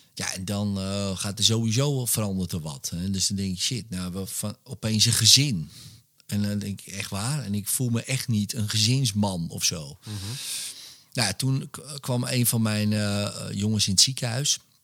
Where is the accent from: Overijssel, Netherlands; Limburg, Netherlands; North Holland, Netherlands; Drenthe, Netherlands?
North Holland, Netherlands; Wormerveer; ik ben opgegroeid in Wormerveer